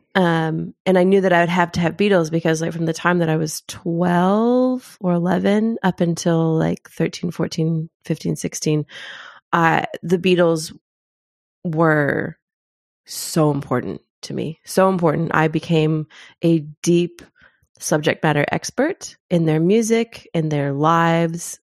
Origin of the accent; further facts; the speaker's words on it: Kentucky, United States; moved away as an adult; also born or lived in Zimbabwe; now in New Zealand; I grew up in Kentucky